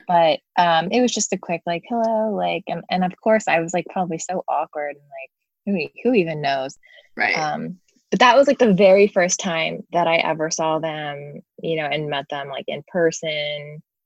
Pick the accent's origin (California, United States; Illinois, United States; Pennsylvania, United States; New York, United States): Pennsylvania, United States; King of Prussia; now in Los Angeles, United States; I grew up in Philly suburb of King of Prussia